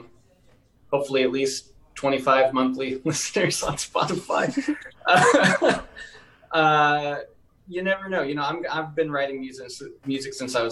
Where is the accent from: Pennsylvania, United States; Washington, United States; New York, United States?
Washington, United States; I'm from Washington State, man. We got the evergreen trees. Like, that's home.